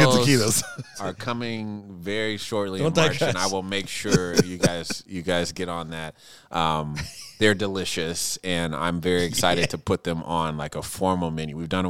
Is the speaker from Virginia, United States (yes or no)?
no; Minneapolis, Minnesota, United States; I want to tell this story of what these two things mean to me and growing up in Minneapolis.